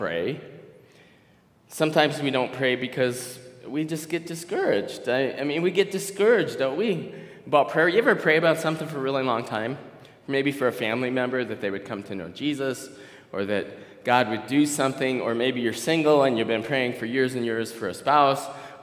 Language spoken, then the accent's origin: English; Minnesota, United States; maybe I'm from Minnesota